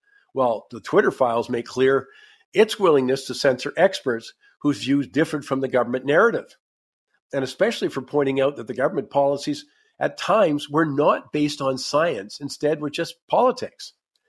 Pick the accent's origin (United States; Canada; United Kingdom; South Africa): Canada; we talk about being Canadian